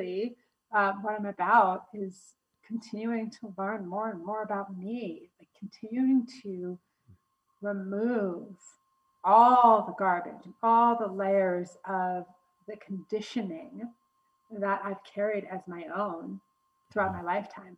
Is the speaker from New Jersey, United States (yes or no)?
yes; New Jersey, United States; moved away as an adult; now in Denver, United States; Originally hailing from New Jersey.